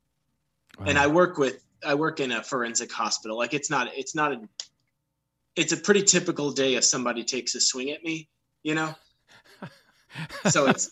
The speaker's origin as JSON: {"language": "English", "town": "Villa Ridge", "region": "Missouri", "country": "United States", "tie": "born or raised there", "moved": "as an adult", "lives_now": "Florida, United States", "said": "we grew up in what is actually a small town, in Villa Ridge, Missouri"}